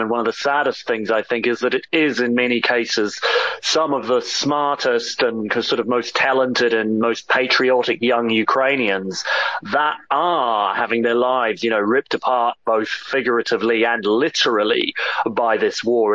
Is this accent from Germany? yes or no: no; New Zealand; moved away as an adult; also born or lived in United Kingdom; I grew up in New Zealand, but I've actually lived in Britain for most of the last ten years